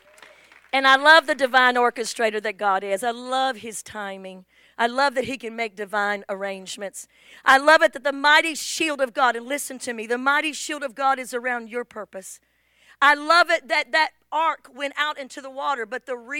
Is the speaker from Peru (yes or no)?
no; England, United Kingdom; moved away; I'm from England